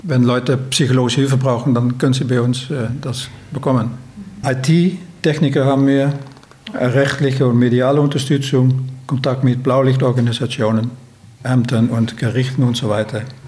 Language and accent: German; Netherlands; German is a second language; moved away as an adult; now in Salzburg, Austria; Ich bin gebürtig in den Niederlanden